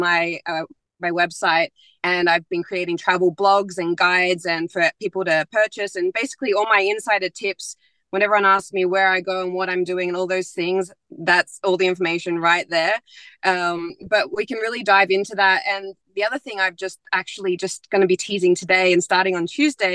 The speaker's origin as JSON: {"language": "English", "town": "Melbourne", "region": "Victoria", "country": "Australia", "moved": "yes", "said": "Australia is my home country"}